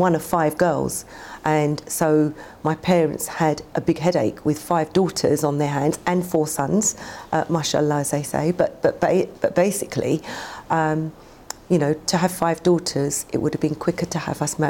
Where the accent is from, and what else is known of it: London, United Kingdom; born or raised there; also born or lived in Karachi, Pakistan